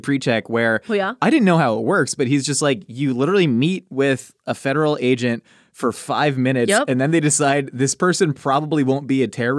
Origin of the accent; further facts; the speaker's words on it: Maryland, United States; born there; also born or lived in Kansas City / Los Angeles; I was born in Maryland. He got a job at Kansas City Airport, moved there. And then he worked at LAX at some time.